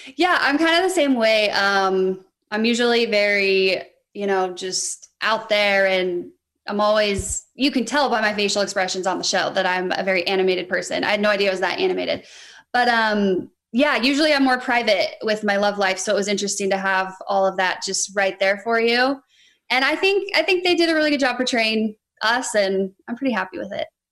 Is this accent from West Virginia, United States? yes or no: no; Reno, Nevada, United States; I'm from Reno, Nevada